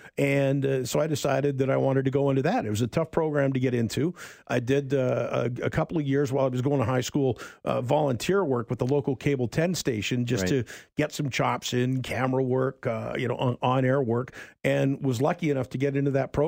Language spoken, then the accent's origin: English; Kitimat, British Columbia, Canada; born there; Well, I was born in the fabulous metropolis of Kitimat, British Columbia.